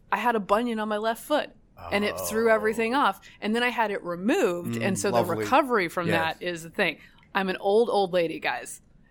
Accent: the South, United States; now in Washington, United States; I am from the South. I have a warm birthday.

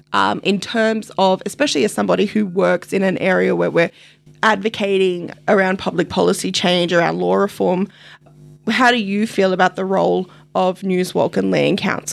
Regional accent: New South Wales, Australia; I, being a New South Wales person growing up in New South Wales

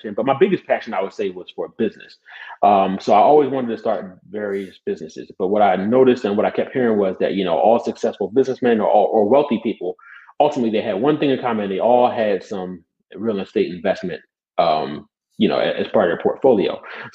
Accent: Philadelphia, Pennsylvania, United States; I'm from Philadelphia, born and raised. I moved out of the city for the last part of high school, but I was here in Philly majority of my life

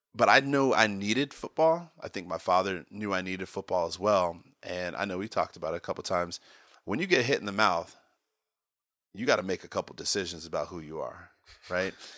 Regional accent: Potomac, Maryland, United States; also born or lived in California; I grew up in Maryland, Potomac, Maryland

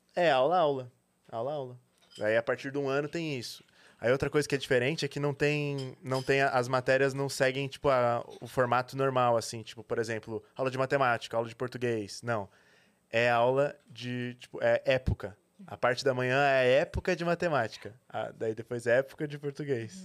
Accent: São Paulo, Brazil; eu nasci em São Paulo, na verdade, né? É, estudei aqui aqui na, numa, na escola Waldorf

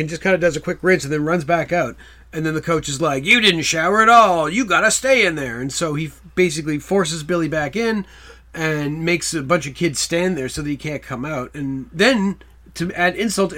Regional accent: Canada; We're from Canada

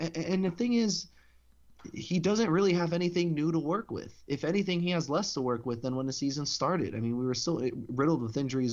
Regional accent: United States; I'm an American

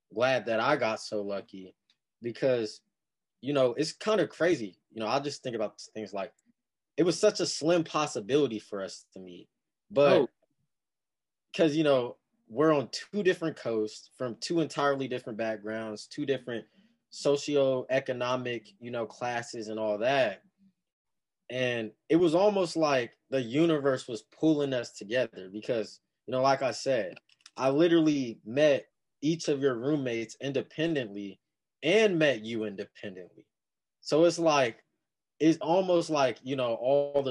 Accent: Las Vegas, Nevada, United States; moved away as an adult; I'm coming from Vegas

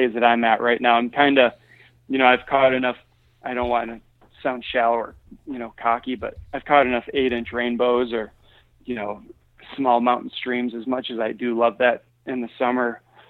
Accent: Michigan, United States; I, you know, growing up in Michigan, fishing, you know, stunted farm ponds where, you know, the bluegill were only got as big as your hand because of overpopulation.

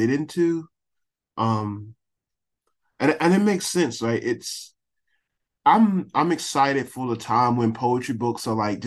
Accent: Youngsville, North Carolina, United States; my hometown of Youngsville, North Carolina

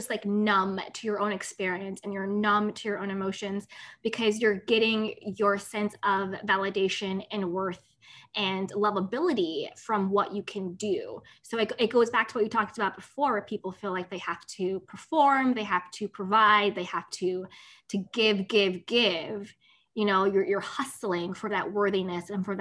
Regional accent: United States; I'm American

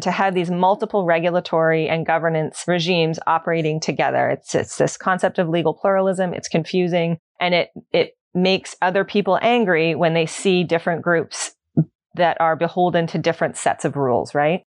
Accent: Ontario, Canada; moved away as an adult; now in Nova Scotia, Canada; I'm new, I'm new to Nova Scotia. I'm, I'm from Ontario originally. So I moved out here in twenty fifteen.

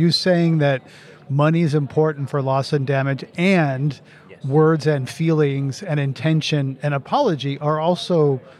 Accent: United States; as an American

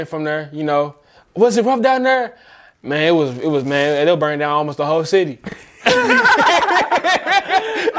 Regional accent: St. Louis, Missouri, United States; I'm from St. Louis

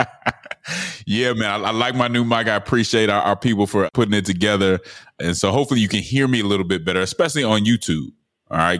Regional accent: Denver, Colorado, United States; I'm from Denver

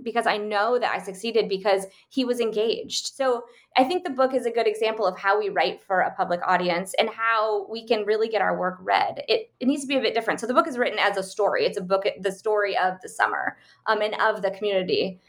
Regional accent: United States; born or raised there; moved away

